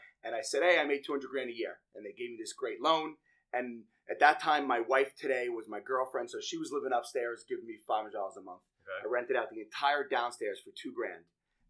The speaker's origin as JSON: {"language": "English", "town": "Bellmore", "region": "New York", "country": "United States", "tie": "born or raised there", "said": "I grew up very close to you, which we're just finding out now. I grew up in Belmore, Nassau County"}